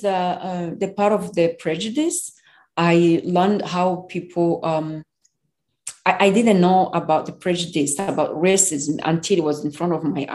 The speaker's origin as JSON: {"language": "English", "country": "Rwanda", "moved": "as an adult", "lives_now": "United States", "said": "I'm from Rwanda."}